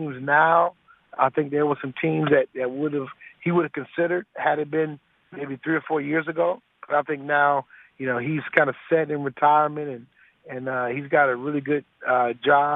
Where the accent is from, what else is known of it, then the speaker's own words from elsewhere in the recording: Detroit, Michigan, United States; my career ended in my hometown of Detroit